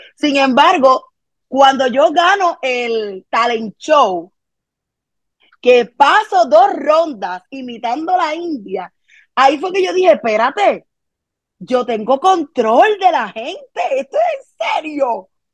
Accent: Carolina, Puerto Rico; also born or lived in Santurce, Puerto Rico; crecí en Carolina, Puerto Rico

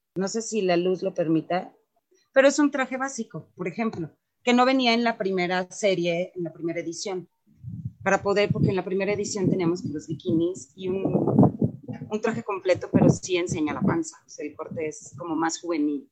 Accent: Mexico; todos, absolutamente todos los que participamos en CELA, somos mexicanos

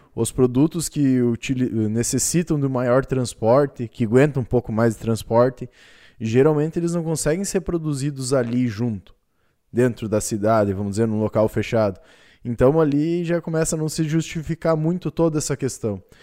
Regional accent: Brazil; como brasileiros

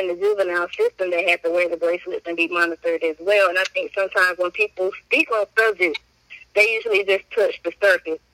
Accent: Wilson, North Carolina, United States; I am from Wilson, North Carolina, raised here in high school

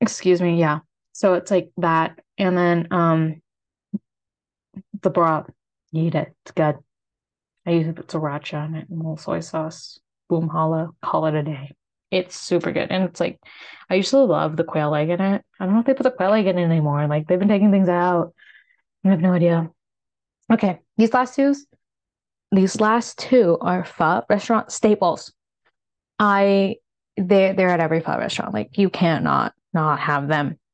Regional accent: United States; accent: American; my American accent

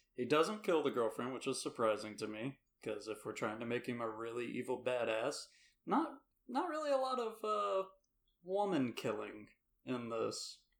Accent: Georgia, United States; I'm from Georgia

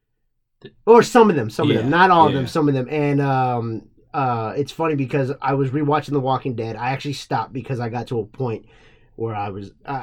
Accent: Corpus Christi, Texas, United States; I'm from Corpus

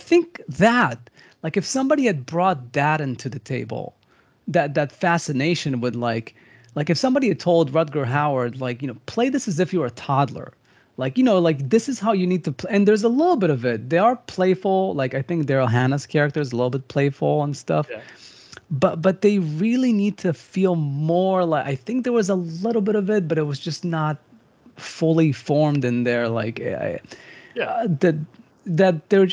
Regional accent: Israel; I come from Israel.

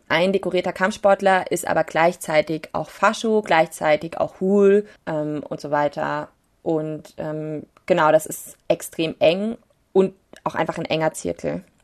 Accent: Leipzig, Saxony, Germany; als Leipziger wissen wir

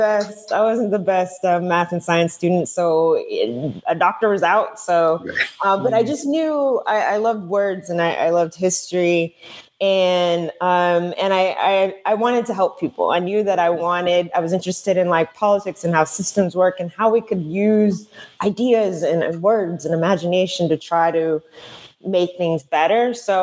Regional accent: a suburb of Dallas, Texas, United States; my mother is originally from Nigeria. My father's Ghanaian. And growing up in kind of like a small-ish suburb of Dallas, Texas, I mean, in many ways, like, I feel like my upbringing was like in two different worlds at once

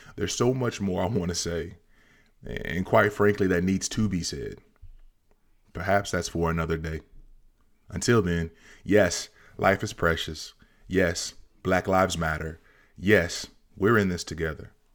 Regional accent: Central Kentucky, United States; growing up in Central Kentucky

